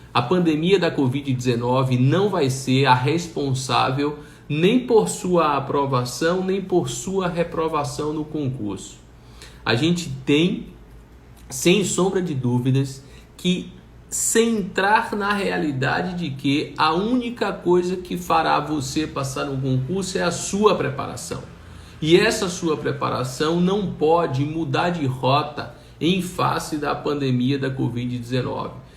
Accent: Salvador, Bahia, Brazil; como sou daqui de Salvador, como sou da Bahia

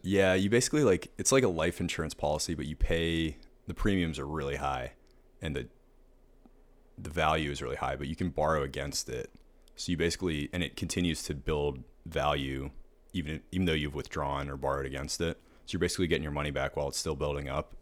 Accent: Pittsburgh, Pennsylvania, United States; moved away as an adult; now in Savannah, United States; I grew up in Pittsburgh.

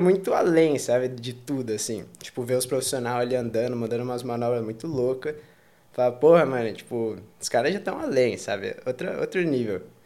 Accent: Campinas, São Paulo, Brazil; moved away as an adult; also born or lived in Valinhos, São Paulo / Australia / Italy; now in Barcelona, Spain; eu, tipo, cresci em Campinas praticamente

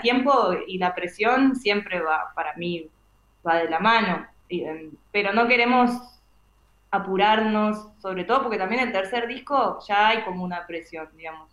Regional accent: Argentina

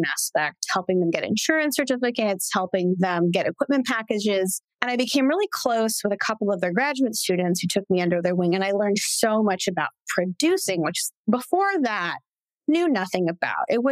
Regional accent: Santa Clarita, California, United States; I grew up in Santa Clarita

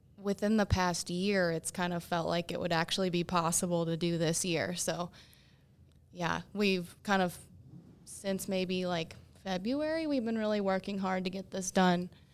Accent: Michigan, United States; moved away as an adult; also born or lived in Pittsburgh; now in Morgantown, United States

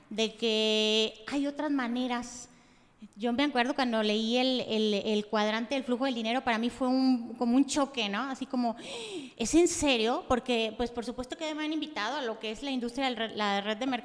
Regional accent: Yahualica, Jalisco, Mexico; Yo soy originaria de Yahualica, Jalisco.

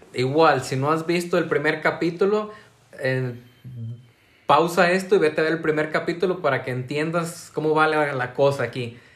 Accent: San Martín de Hidalgo, Jalisco, Mexico; yo del Guaje, todos los del Guaje se iban a la secundaria del Tepehuaje

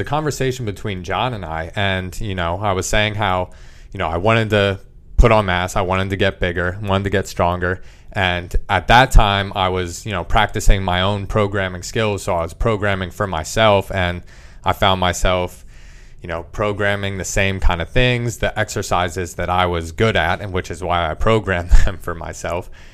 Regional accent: Leesport, Pennsylvania, United States; growing up in small little boroughs, Leesport, P A, I've just kind of been surrounded by the wildlife

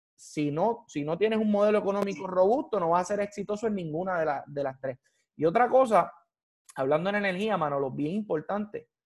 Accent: Puerto Rico; como puertorriqueño

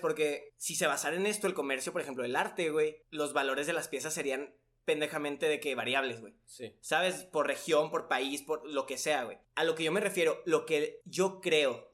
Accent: Mexico; A mí como mexicano

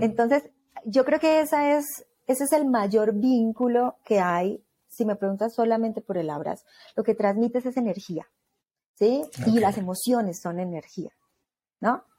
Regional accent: Colombia; now in Mexico

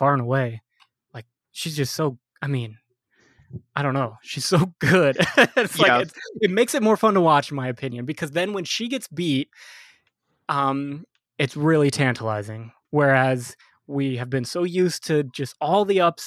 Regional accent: United States; as an American

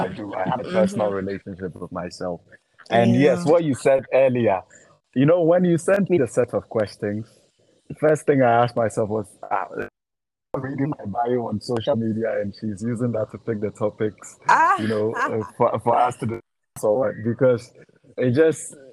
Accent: Accra, Greater Accra, Ghana; also born or lived in Northern Ghana; I am from Northern Ghana. Born in the north, grew up, you know, down south here in Accra.

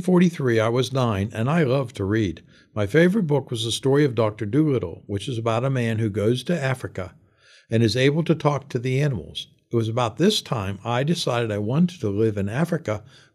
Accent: London, United Kingdom; born there; I was born in 1934 in London, England

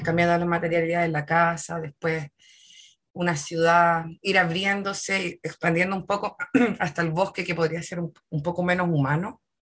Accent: Santiago, Santiago Metropolitan Region, Chile; also born or lived in Puerto Montt, Chile; Yo nací en Santiago, pero estuve como hasta el 2000, si no me equivoco, y del 2000 al 2003 estuve un par de años en Puerto Montt. Chica, ¿cachai? Y luego volví a Santiago

